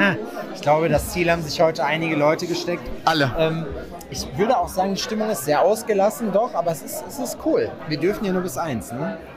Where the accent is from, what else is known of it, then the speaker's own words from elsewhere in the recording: Germany; Mir als Westdeutscher